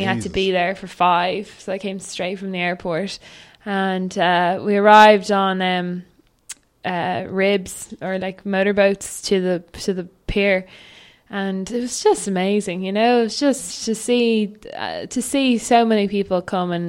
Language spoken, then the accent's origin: English; Dún Laoghaire, Leinster, Ireland; I grew up in Dunleary, and you know, I grew up sailing down on the seafront